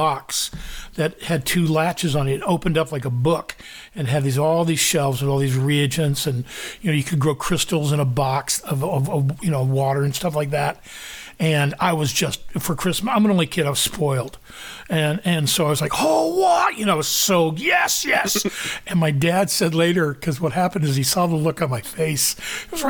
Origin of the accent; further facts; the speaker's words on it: Kansas, United States; I grew up in the Midwest in Kansas